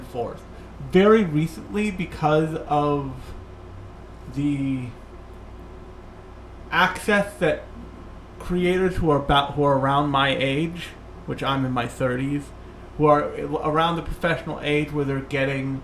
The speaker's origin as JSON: {"language": "English", "country": "United States", "said": "as American otaku"}